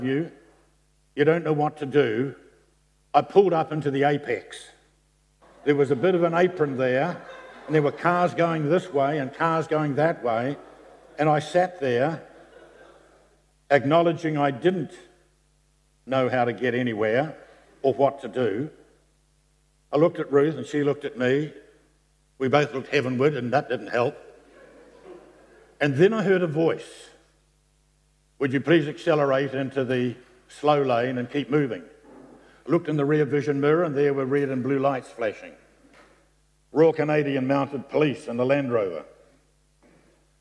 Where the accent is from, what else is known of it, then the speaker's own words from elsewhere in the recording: New Zealand; I'm from New Zealand